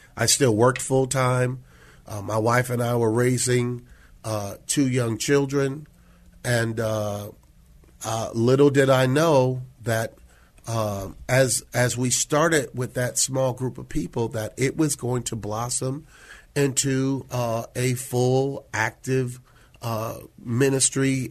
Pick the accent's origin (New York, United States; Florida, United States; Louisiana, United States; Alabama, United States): New York, United States; Syracuse; moved away as an adult; also born or lived in Washington, D.C.; now in San Antonio, United States; born and raised in Syracuse